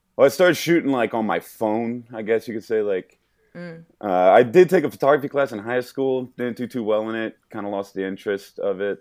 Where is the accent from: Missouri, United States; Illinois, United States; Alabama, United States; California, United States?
Missouri, United States; St. Louis; I'm born and raised in Saint Louis, Missouri